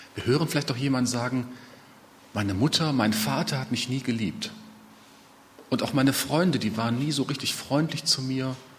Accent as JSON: {"language": "German", "area": "Ruhr area", "region": "North Rhine-Westphalia", "country": "Germany", "said": "bei uns im Ruhrgebiet"}